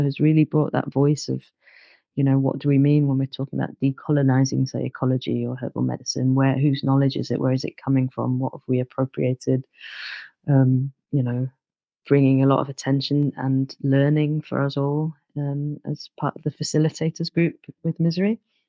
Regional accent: London, United Kingdom; And also growing up in London, you know, sometimes not having that much access to natural environment.

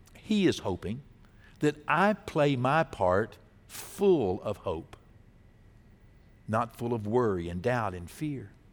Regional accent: Texas, United States; as a Texan

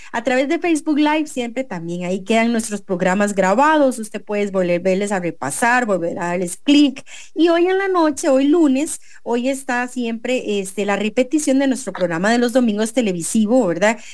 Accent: Costa Rica; como costarricenses

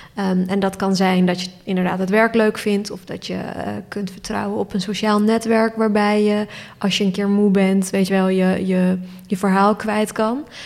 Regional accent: Turkey; now in Netherlands; ik ben geboren in Turkije

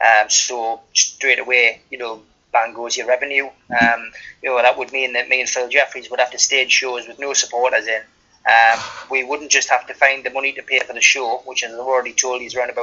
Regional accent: South Shields, North East England, United Kingdom; born there; my hometown on the South Shields. Although I never lived there, I was born there.

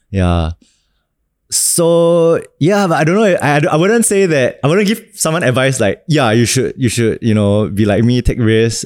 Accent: Singapore; also born or lived in Australia / Ireland; as a Singaporean

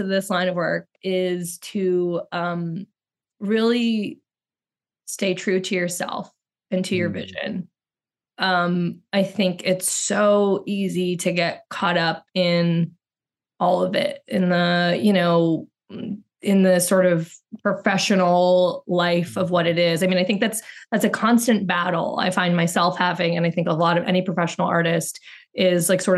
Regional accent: New Orleans, Louisiana, United States; I grew up in New Orleans

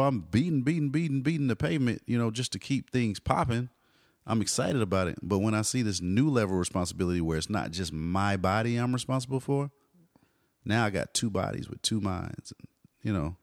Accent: Austin and Dallas, Texas, United States; moved away as an adult; now in California, United States; I'm the Austin and Dallas guy

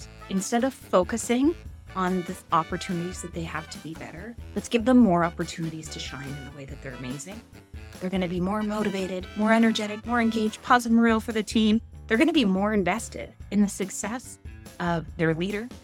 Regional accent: Canada; I'm Canadian

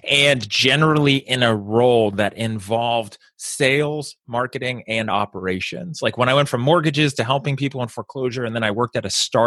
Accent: Bay Area, California, United States; So I grew up in the Bay Area in California

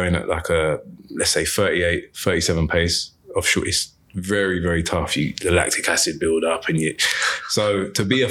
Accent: London, United Kingdom; I'm from a place called Lewisham, which is in southeast London in the UK

